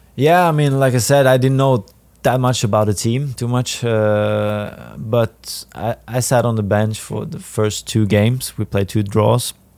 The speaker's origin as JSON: {"language": "English", "town": "Härnösand", "region": "Västernorrland County", "country": "Sweden", "tie": "born or raised there", "also_born_or_lived": "Sundsvall / Bielefeld, Germany", "second_language": "English", "moved": "as an adult", "lives_now": "St. Louis, United States", "said": "I played in my in my hometown, eh, with the first team"}